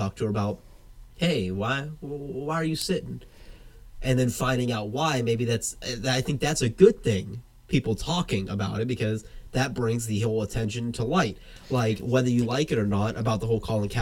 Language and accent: English; the South, United States; moved away; I was from the South